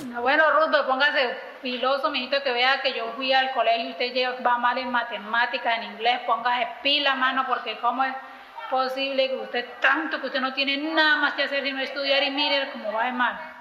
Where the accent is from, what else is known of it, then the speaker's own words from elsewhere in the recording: Yurayaco, Caquetá, Colombia; nací en Yuirayaco, Caquetá, que es un pueblo del municipio de San José del Fragua.